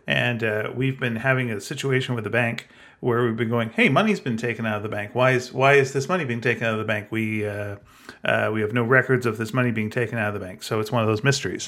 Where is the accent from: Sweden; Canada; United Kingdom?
Canada; I'm Canadian, I'm proud